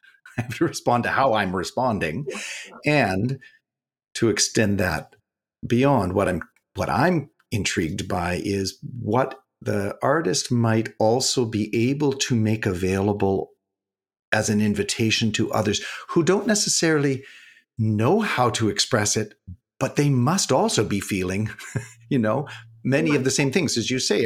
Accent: Canada; As a Canadian

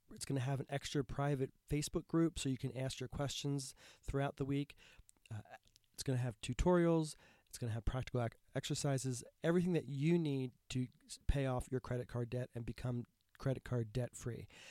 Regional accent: United States; as an American who's grown up being conditioned that tipping is proper

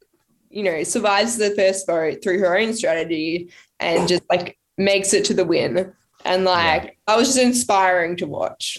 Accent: Australia; we're tough, we're Australian, you know, we can like do all these big, tough, muscly challenges.

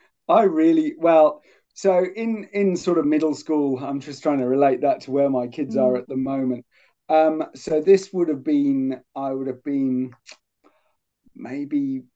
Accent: Poole, South West England, United Kingdom; born or raised there; moved away as an adult; also born or lived in Cumbria / Sheffield; now in Hobart, Australia

